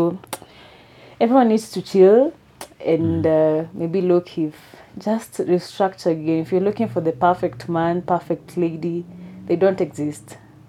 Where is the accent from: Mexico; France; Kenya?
Kenya; I'm Kenyan.